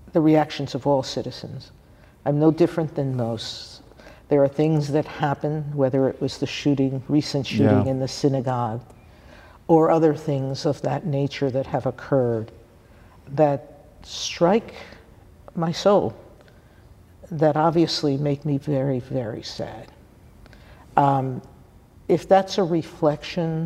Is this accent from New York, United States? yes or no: yes; New York City, New York, United States; I'm from the Bronx in New